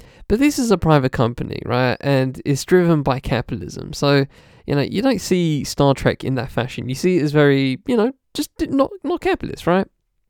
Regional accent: Liverpool, North West England, United Kingdom; I am a 73-year-old retired university lecturer, born and raised in Liverpool. But I'm black, you see, so my nationality always seems to be under question. In fact, not only am I black British, but so were my parents, my grandparents

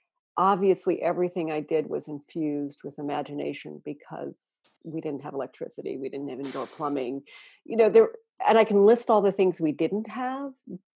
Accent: Telegraph Creek, British Columbia, Canada; moved away; also born or lived in Vermont, United States; I was born in Vermont. Okay. And I moved when I was a year old to Telegraph Creek, which even by our collective standards is pretty far north and pretty remote.

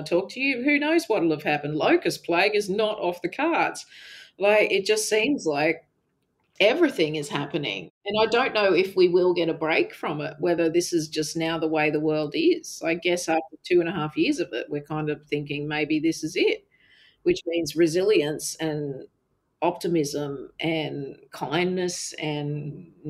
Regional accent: Canada; the little … growing up in Canada

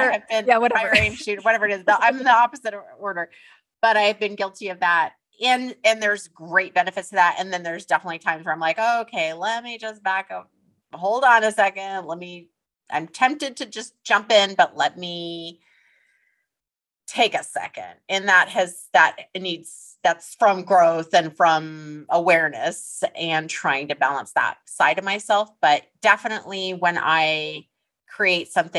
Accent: Alaska, United States; also born or lived in Los Angeles, California; we were raised in Alaska for most of our lives, we were both born in Los Angeles

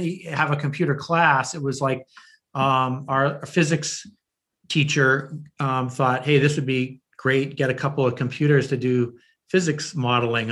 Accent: north of Boston, Massachusetts, United States; also born or lived in New Haven, Connecticut; I really grew up north of Boston and in the suburbs.

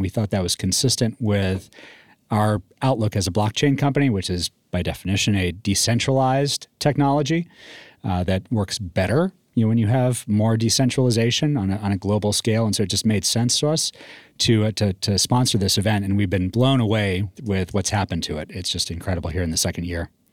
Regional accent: Northeast, United States; also born or lived in Texas; now in Colorado, United States; I grew up in the Northeast

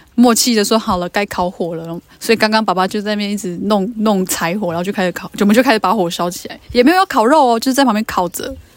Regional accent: Luona, Nantou County, Taiwan; 我们罗纳的人，罗纳是我们的部落哈，我们罗纳的人有我们自己讲话的方式

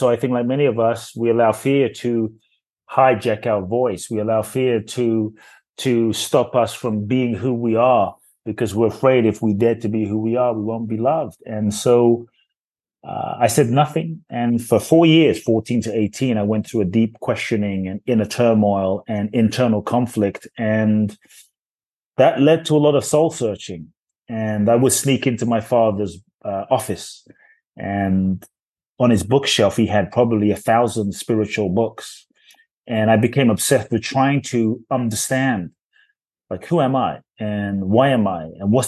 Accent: London, United Kingdom; also born or lived in Ghana; I was born in Ghana, West Africa. Excuse me. My father's from Ghana. My mother's Japanese. I grew up in London.

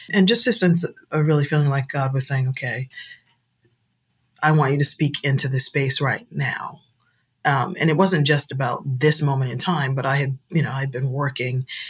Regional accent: Boston, Massachusetts, United States; moved away as an adult; also born or lived in South Africa; I grew up in Boston. I was bused to school

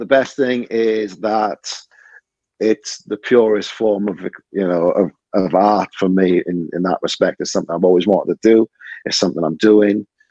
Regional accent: Cardiff, Wales, United Kingdom; I grew up in Butetown.

